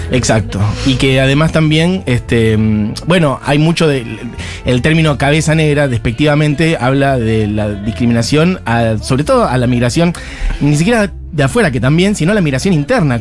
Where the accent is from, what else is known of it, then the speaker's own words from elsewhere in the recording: Buenos Aires, Argentina; yo nací en Villa Crespo, viví acá toda mi vida